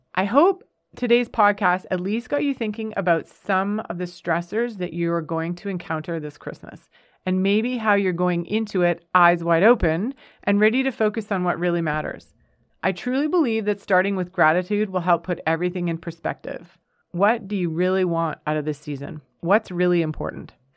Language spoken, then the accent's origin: English; Canada; moved away as an adult; also born or lived in United States; We're a Canadian family, but we thoroughly enjoyed our five years in the United States.